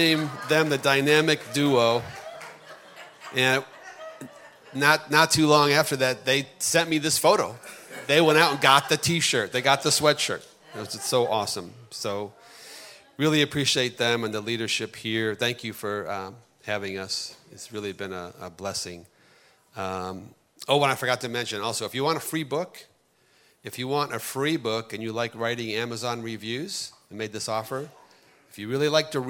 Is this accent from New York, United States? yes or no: yes; Buffalo, New York, United States; moved away; back in my hometown of Buffalo, New York